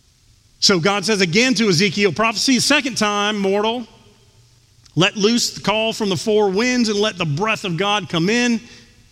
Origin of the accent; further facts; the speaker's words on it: Houston, Texas, United States; growing up in Texas